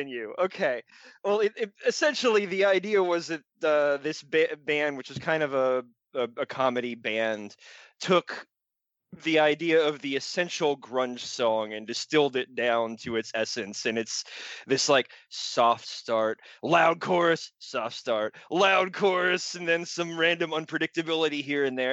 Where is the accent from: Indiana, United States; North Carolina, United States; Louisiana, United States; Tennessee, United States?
North Carolina, United States; Raleigh; born or raised there